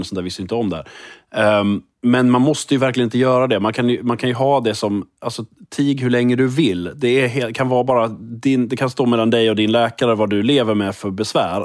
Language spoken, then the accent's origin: Swedish; Skåne, Sweden; accent: Scanian; also born or lived in Lund; jag är liksom född och uppvuxen i Skåne och bor i Skåne och liksom är Skånepatriot